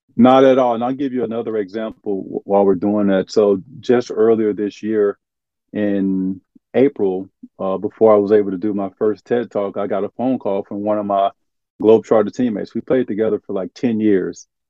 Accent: Arkansas, United States; moved away as an adult; also born or lived in Shreveport, Louisiana; now in Florida, United States; growing up in Arkansas, where I grew up at, there wasn't a lot of diversity.

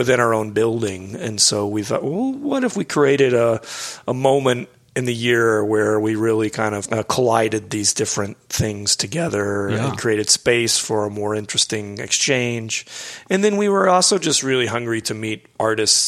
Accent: Houston, Texas, United States; moved away as an adult; also born or lived in Midwest / London / Austin; I grew up in Houston

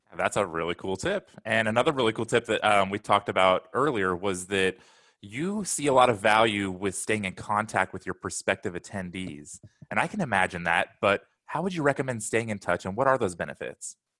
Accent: Portland, United States; I'm from Portland.

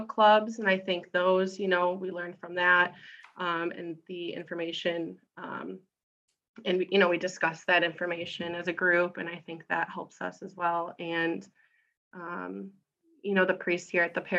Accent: Grosse Pointe, Michigan, United States; also born or lived in Chicago; I was born in Grosse Pointe and went to St. Paul's as a kid, and then went to South and then went to Loyola in Chicago for college as well.

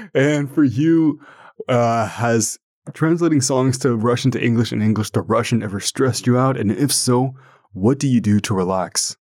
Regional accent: Ottawa, Ontario, Canada; first language French; English is a second language; I'm from Canada, and more specifically Ottawa

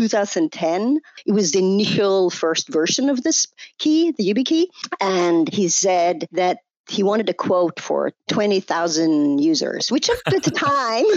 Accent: Sweden; now in United States; was born in US where I live today, but I grew up in Sweden. You can hear that on my accent.

